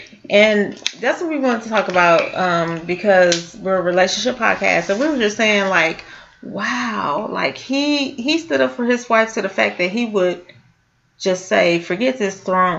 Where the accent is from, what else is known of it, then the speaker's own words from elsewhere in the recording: California, United States; I grew up in California